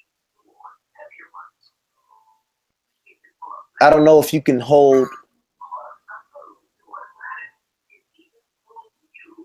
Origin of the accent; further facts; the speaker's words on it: United States; I was born in the United States